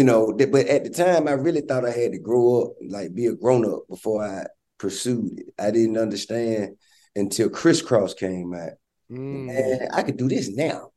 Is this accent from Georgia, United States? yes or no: yes; Atlanta, Georgia, United States; I'm from Bankhead